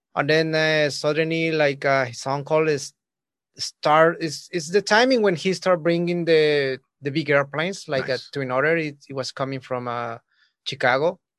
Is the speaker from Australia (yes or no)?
no; Mexico; I'm coming from Mexico.